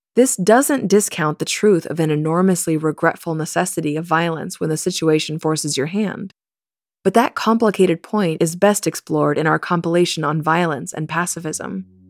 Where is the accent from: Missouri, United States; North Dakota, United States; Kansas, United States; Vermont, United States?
Kansas, United States; I grew up in the Westboro Baptist Church in Kansas.